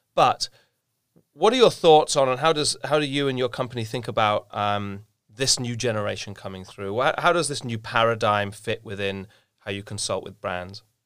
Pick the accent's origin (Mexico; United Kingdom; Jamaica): United Kingdom; England; being English